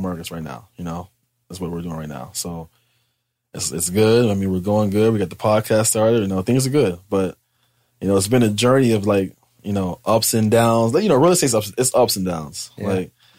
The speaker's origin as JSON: {"language": "English", "town": "Pittsburgh", "region": "Pennsylvania", "country": "United States", "tie": "born or raised there", "also_born_or_lived": "Harrisburg, Pennsylvania / Grand Rapids, Michigan / Hawaii", "moved": "as an adult", "lives_now": "Miami, United States", "said": "I'm from Pittsburgh and Harrisburg, PA. That's where I grew up at."}